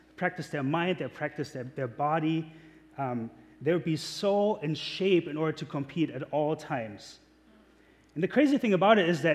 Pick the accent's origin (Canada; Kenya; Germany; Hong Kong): Germany; accent: German; now in United States; I'm German. I am. That's where my accent's from.